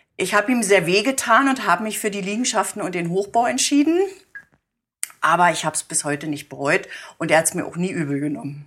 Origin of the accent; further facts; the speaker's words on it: Guben, Brandenburg, Germany; moved away as an adult; now in Oranienburg, Germany; ich bin eine gebürtige Gubnerin